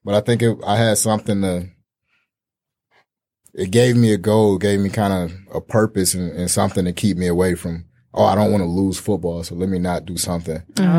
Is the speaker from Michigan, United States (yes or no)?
yes; Detroit, Michigan, United States; I grew up like just outside Rosedale Park in Detroit, so 6 miles in Southfield.